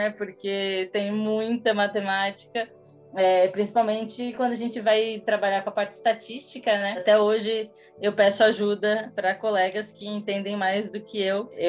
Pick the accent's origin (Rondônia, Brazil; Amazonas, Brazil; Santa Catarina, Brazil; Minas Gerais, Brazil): Santa Catarina, Brazil; Imbituba; moved away as an adult; now in São Paulo, Brazil; Eu sou de Santa Catarina, em Bituba, é, 90 quilômetros ao sul de, de Floripa. Eu moro em São Paulo há 10 anos, mais ou menos.